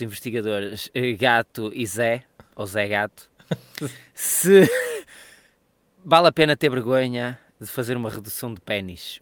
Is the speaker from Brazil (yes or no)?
no; Portugal; nós somos portugueses